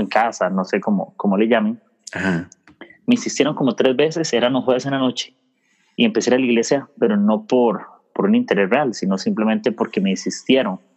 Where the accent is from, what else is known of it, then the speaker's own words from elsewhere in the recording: Desamparados, San José, Costa Rica; yo soy de Costa Rica